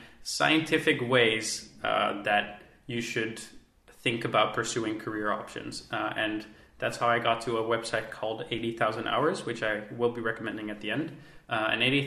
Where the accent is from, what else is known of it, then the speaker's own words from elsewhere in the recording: Netherlands; I am from the Netherlands.